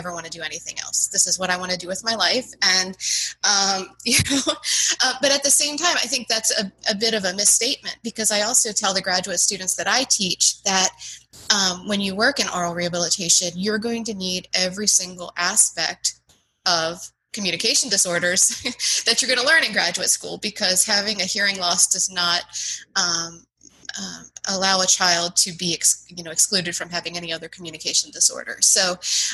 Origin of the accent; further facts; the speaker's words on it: Gettysburg, Pennsylvania, United States; moved away as an adult; also born or lived in South Carolina; now in Charlottesville, United States; I grew up in Gettysburg, Pennsylvania